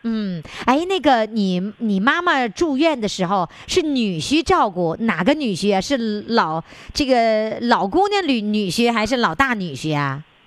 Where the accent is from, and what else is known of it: Northeast China, China